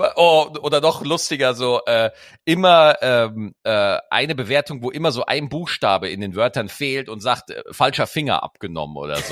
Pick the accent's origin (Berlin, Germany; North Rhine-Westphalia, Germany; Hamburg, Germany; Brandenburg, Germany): North Rhine-Westphalia, Germany; Cologne; als Kölner